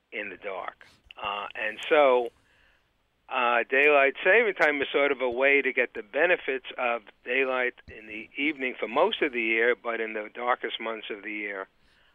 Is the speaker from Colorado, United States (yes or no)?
no; New York City, New York, United States; moved away as an adult; also born or lived in Boston area; now in Boston, United States; I'm from actually Brooklyn, New York.